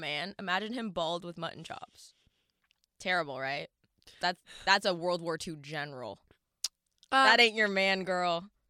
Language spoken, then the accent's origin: English; Ottawa, Ontario, Canada; Listen, I grew up in Ottawa.